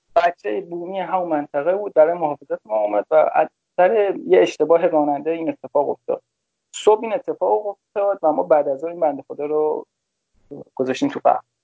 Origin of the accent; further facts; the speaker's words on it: Damavand, Tehran Province, Iran; من تهران متولد شدم ولی به خاطر کار پدرم رفتیم شهرستان دماوند